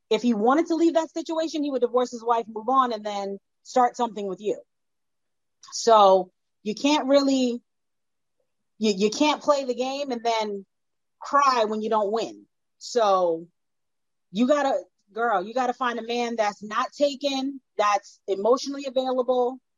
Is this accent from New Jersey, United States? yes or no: yes; New Jersey, United States; I'm from Jersey